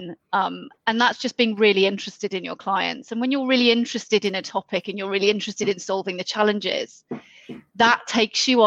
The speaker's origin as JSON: {"language": "English", "area": "the Wirral", "region": "North West England", "country": "United Kingdom", "tie": "born or raised there", "accent": "Scouse", "said": "I'm from the Wirral, so the other side of the Mersey, born and bred."}